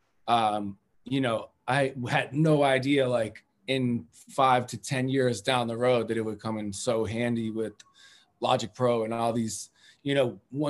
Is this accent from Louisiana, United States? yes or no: no; Cambridge, Massachusetts, United States; I grew up in Cambridge